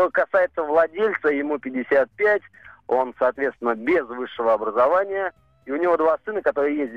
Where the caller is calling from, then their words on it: Kemerovo, Kemerovo Oblast, Russia; я из Кемерово звоню.